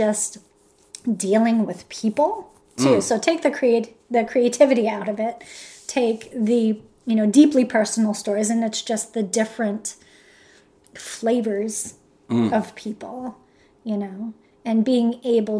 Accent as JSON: {"language": "English", "country": "United States", "said": "I'm American"}